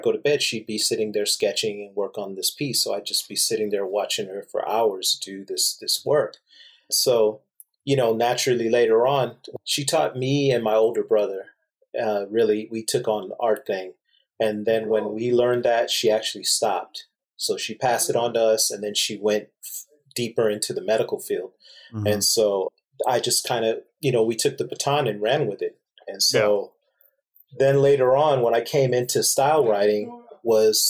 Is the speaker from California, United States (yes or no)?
yes; Torrance, California, United States; I was born here in California